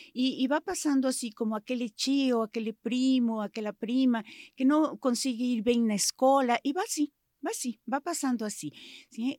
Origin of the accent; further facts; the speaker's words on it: Mexico; Portuguese is a second language; moved away as an adult; now in Brazil; Sou mexicana, sou, sou mãe da Anaí do Rafael já faz 20, quase 25 anos que moro aqui no Brasil